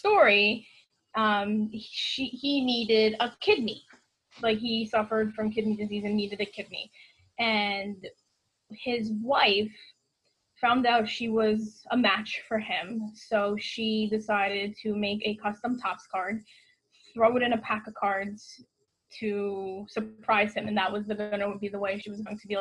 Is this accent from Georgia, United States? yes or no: no; New York, United States; I'm a New Yorker. I live in New York.